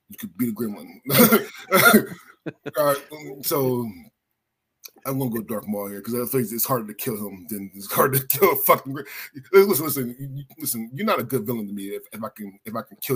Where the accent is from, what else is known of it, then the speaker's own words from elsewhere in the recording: Philadelphia, Pennsylvania, United States; moved away; so I'm originally from Philadelphia